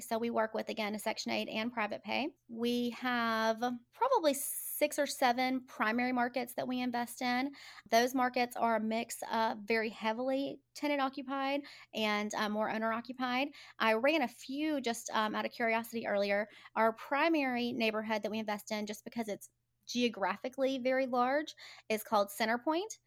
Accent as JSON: {"language": "English", "town": "Birmingham", "region": "Alabama", "country": "United States", "tie": "born or raised there", "said": "I'm a native, I was born and raised in Birmingham"}